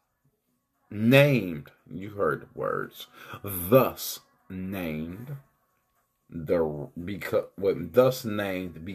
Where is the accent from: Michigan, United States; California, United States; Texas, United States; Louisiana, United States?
Michigan, United States; Detroit; I'm from Detroit